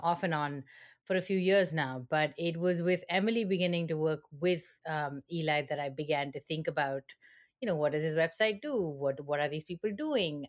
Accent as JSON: {"language": "English", "country": "India", "moved": "as an adult", "lives_now": "East Lansing, United States", "said": "I am originally from India"}